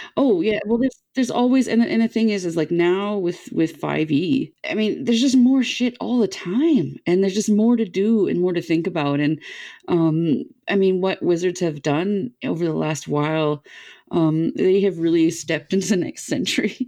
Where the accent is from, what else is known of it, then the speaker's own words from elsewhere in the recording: Canada; as a Canadian kid